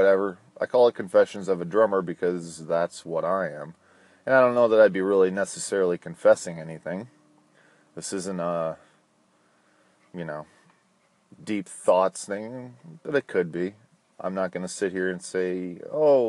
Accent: Minnesota, United States; now in Florida, United States; I was born in Minnesota. I now live in Florida

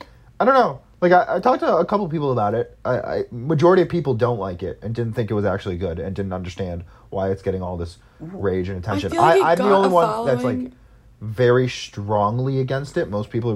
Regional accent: United States; That's just me being American and not speaking Korean.

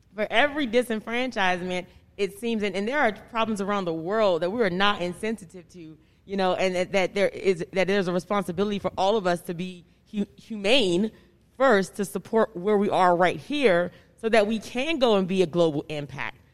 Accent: Washington, District of Columbia, United States; growing up in Southeast Washington

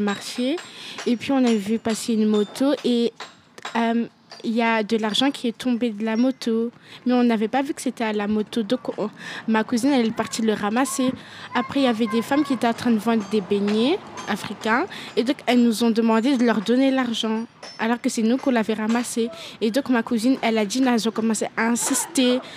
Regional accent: Guinea; now in Belgium; j'étais dans mon pays natal en Guinée

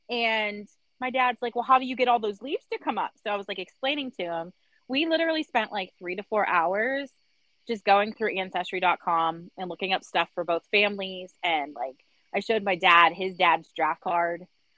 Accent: Wales, United Kingdom; We're from Wales, which, I mean, it's not, like, that far off

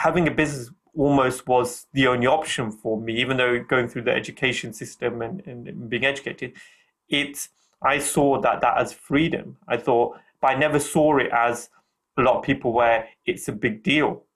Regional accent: United Kingdom; I'm from an Indian background. So my Indian culture is very strong. But then I have a British culture as well, because I'm born here

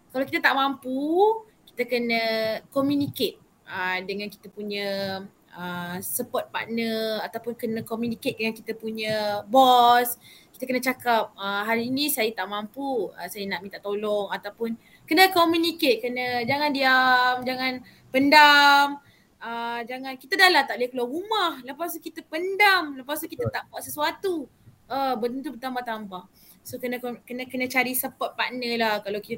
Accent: Malaysia; Saya sebagai rakyat Malaysia lah.

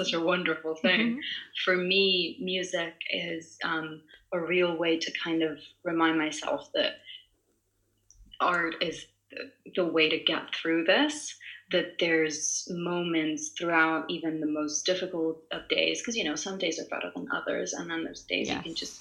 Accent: Italy; first language Italian; English is a second language; I'm Italian. So my mother tongue is Italian. I was raised in Italy.

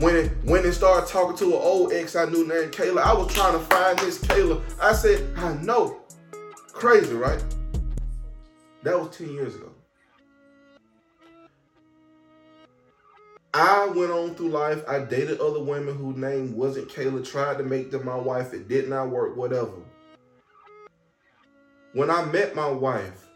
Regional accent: Atlanta, Georgia, United States; moved away as an adult; now in North Carolina, United States; I'm from Atlanta, Georgia

